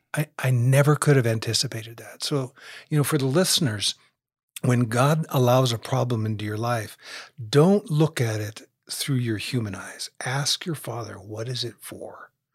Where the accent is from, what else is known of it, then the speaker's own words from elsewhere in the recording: United States; here in America just because we're American